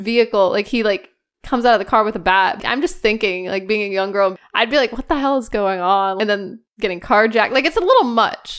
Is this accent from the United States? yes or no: yes; United States; I'm an American